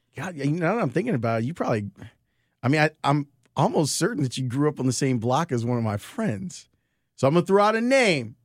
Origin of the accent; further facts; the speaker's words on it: Chicago, Illinois, United States; I grew up in Roseland